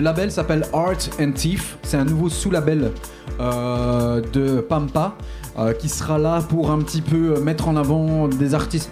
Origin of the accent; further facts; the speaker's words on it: Charleroi, Wallonia, Belgium; Je viens bien de Charleroi